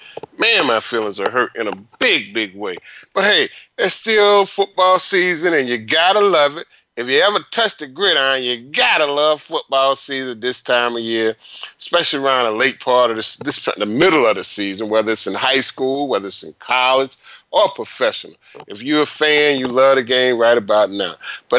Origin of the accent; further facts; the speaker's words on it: northeast coast of Florida, United States; I'm from the northeast coast of Florida, but I spent a lot of time in St. Petersburg.